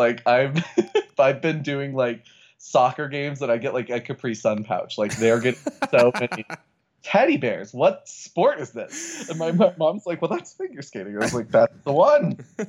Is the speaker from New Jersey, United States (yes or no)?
no; Fort Collins, Colorado, United States; also born or lived in Rockford, Illinois; I grew up in Fort Collins